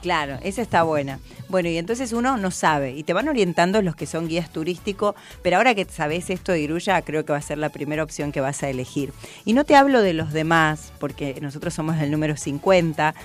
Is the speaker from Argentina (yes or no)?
yes; Argentina; como argentinos